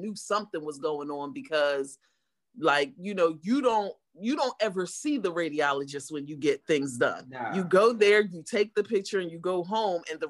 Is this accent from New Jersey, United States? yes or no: yes; Deptford, New Jersey, United States; I am from Deptford, New Jersey